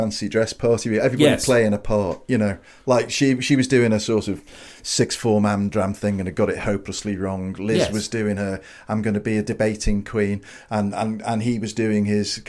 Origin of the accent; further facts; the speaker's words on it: Liverpool, North West England, United Kingdom; when I was growing up in Liverpool especially